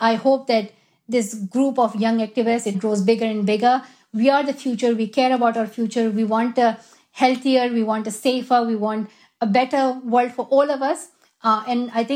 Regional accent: Swat Valley, Khyber Pakhtunkhwa, Pakistan; moved away; also born or lived in Shangla; I definitely want to go to Pakistan. That is my home country. And I love where I'm from, Swat Valley

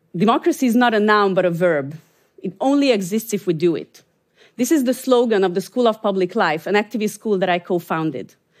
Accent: Hungary; I'm from Hungary

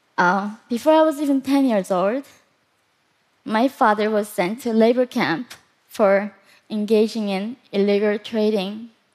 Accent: North Korea; moved away; also born or lived in South Korea; Growing up in North Korea

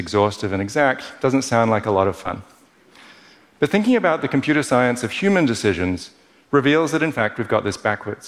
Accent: Perth, Western Australia, Australia; Growing up in Perth as an overly cerebral kid

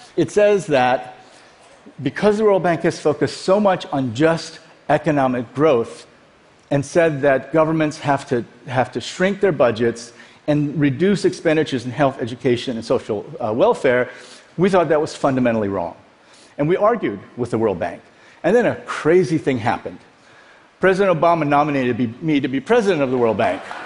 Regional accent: Iowa, United States; also born or lived in South Korea / Dallas; We grew up in Iowa.

